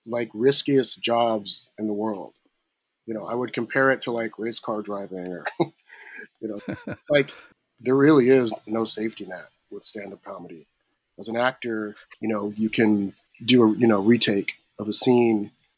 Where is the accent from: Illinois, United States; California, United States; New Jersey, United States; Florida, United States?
California, United States; Riverside; I grew up in Riverside, California